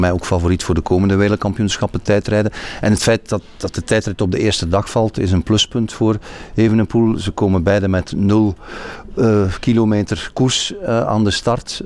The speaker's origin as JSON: {"language": "Dutch", "country": "Belgium"}